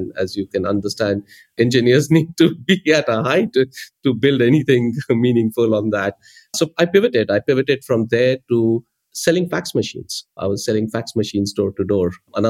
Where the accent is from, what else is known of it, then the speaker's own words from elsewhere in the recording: India; English is a second language; Growing up in India back in the 80s, you know, you either be an engineer or you be a doctor.